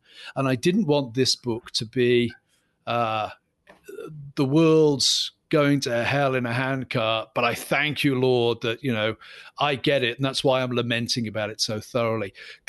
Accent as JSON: {"language": "English", "region": "Scotland", "country": "United Kingdom", "said": "And I'm from a Scottish psalm singing background. We lament all the time."}